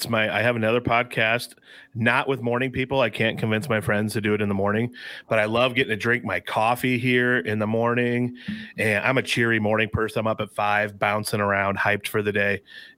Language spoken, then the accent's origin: English; Northwest Iowa, United States; I am a farmer from Northwest Iowa